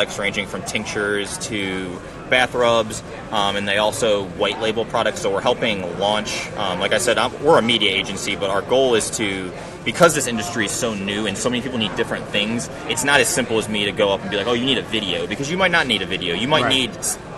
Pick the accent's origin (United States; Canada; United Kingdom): United States; Ohio; I'm from Ohio too